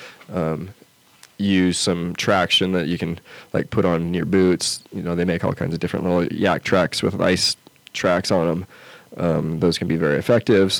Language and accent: English; outside of Salt Lake City, Utah, United States; now in Lander, United States; I grew up in outside of Salt Lake City, and so I had the Wasatch Mountains right there.